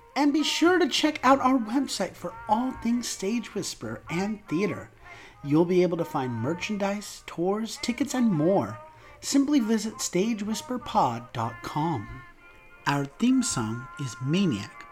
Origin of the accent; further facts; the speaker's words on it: New York, United States; As a New Yorker